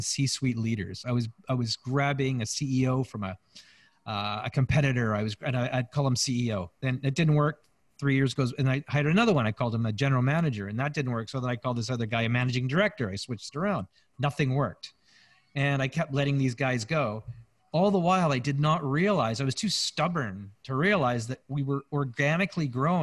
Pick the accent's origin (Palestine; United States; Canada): Canada; We're Canadian surfers